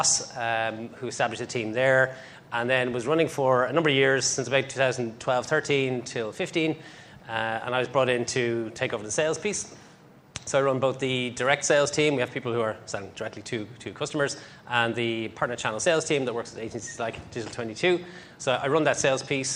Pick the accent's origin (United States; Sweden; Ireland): Ireland; I'm Irish.